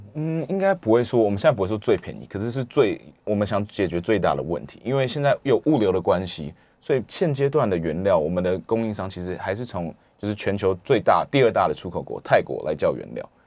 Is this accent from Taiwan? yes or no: yes; Taiwan; 我来自台湾